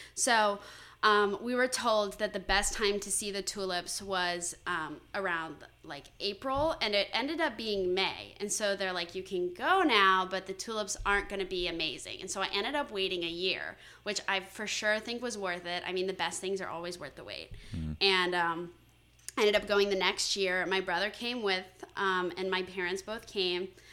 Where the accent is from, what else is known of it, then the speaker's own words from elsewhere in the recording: Valrico, Florida, United States; moved away as an adult; also born or lived in Connecticut; I'm from Valrico, Florida, which is kind of just outside of Tampa